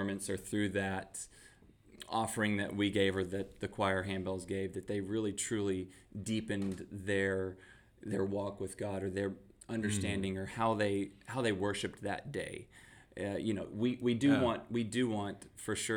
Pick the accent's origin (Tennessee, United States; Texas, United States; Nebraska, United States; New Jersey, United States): Texas, United States; we're from Texas.